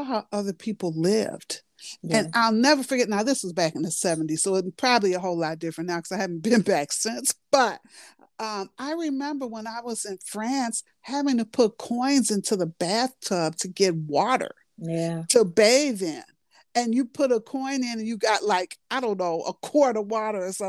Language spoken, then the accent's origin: English; Chicago, Illinois, United States; born and raised in Chicago